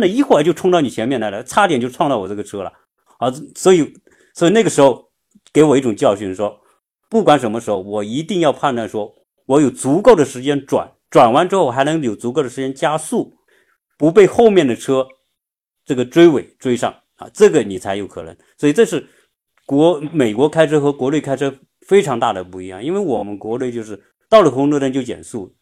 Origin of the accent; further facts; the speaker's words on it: China; now in United States; 我作为一个中国人